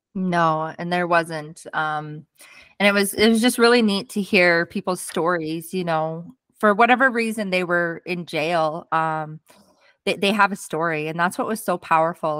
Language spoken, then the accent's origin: English; Fort St. John, British Columbia, Canada; also born or lived in Arkansas; I actually came home um, to Fort St. John, where my hometown was